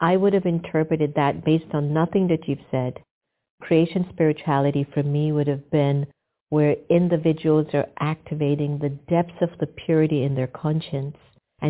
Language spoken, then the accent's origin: English; United States; I'm half Indian and I'm half Jamaican. I'm raised in America.